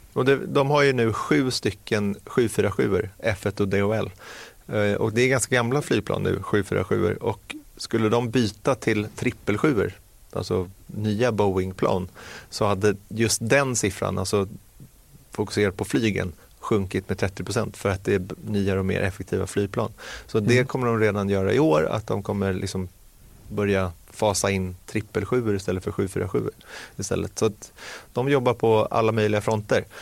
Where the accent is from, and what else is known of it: Sweden